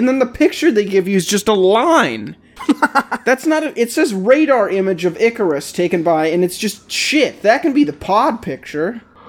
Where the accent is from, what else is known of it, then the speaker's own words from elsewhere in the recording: United States; okay, we're American.